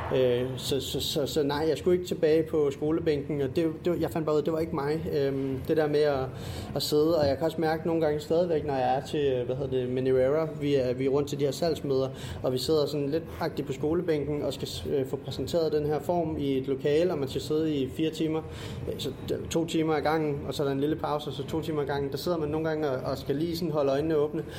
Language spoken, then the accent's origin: Danish; Funen, Southern Denmark, Denmark; jeg er Fynbo